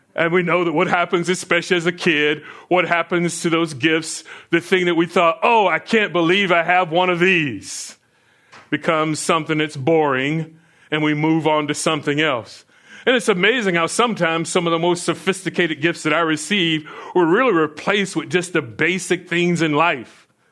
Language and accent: English; Florida, United States; as a kid growing up in Florida